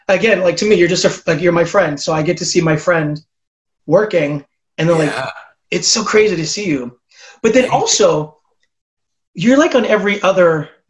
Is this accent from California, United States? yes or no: yes; Southern California, United States; I'm from Southern California where it's warm and we have palm trees.